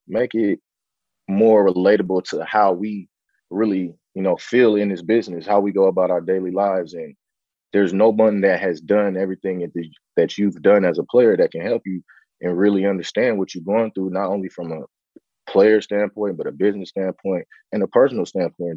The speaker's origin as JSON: {"language": "English", "town": "San Francisco", "region": "California", "country": "United States", "tie": "born or raised there", "said": "born, raised in Bayview, Hunters Point, you know, in the heart of, you know, the Bayview district in San Francisco"}